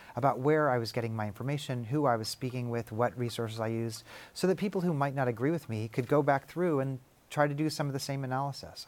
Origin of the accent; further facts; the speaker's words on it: Kansas City, United States; now in Tennessee, United States; I'm from Kansas City